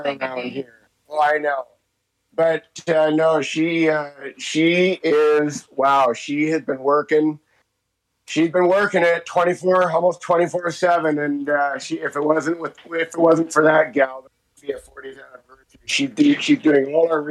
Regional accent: Hope, British Columbia, Canada; Hope has been my hometown and never had to move.

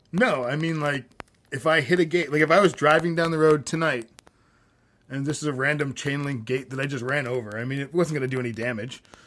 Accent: Florida, United States; growing up in Florida

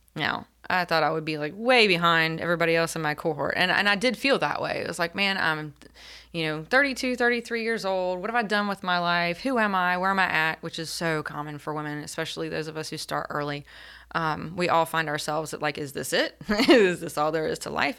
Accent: Elizabeth City, North Carolina, United States; grew up in Elizabeth City and tried to leave a couple of times

